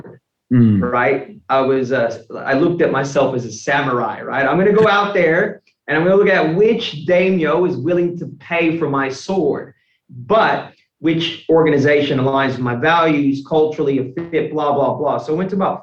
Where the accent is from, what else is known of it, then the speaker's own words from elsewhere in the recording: United States; moved away as an adult; also born or lived in Australia (born) / Brisbane, Australia; now in Melbourne, Australia; my whole life in the US